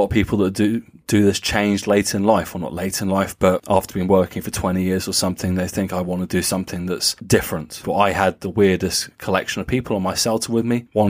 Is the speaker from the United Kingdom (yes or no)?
yes; England, United Kingdom; now in Germany; I'm English